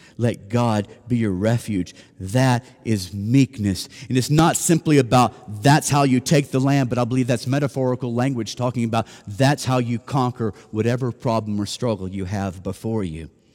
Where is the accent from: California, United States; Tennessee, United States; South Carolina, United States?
Tennessee, United States; Nashville; moved away; I'm from Nashville